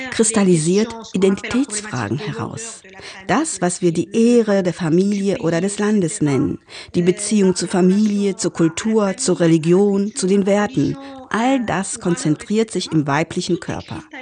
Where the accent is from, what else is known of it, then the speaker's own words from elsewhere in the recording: Morocco; Ich bin in einfachen Vierteln in Marokko aufgewachsen, bin bis zum Abi auf staatliche Schulen gegangen.